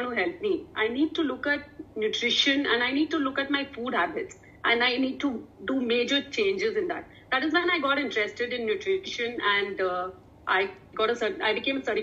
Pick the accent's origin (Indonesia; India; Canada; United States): India; Bangalore, Karnataka; I was born in Bangalore, which is, for me, now that I'm into nutrition, I call it city of carbs, you know, with idlis, dosas, and there's so much rice available. Uh-huh. So now I relate it to a city of carbs. That's my hometown